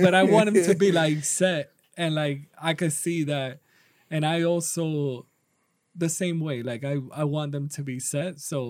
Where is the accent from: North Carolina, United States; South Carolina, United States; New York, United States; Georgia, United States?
New York, United States; I'm from New York, so that's an even we're from New York.